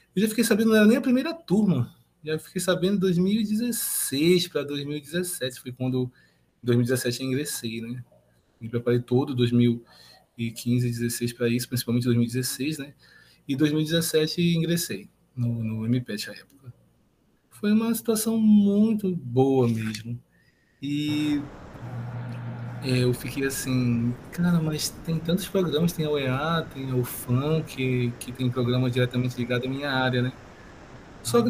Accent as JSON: {"language": "Portuguese", "town": "Parintins", "region": "Amazonas", "country": "Brazil", "said": "Sou aqui do interior do Amazonas, Parintins"}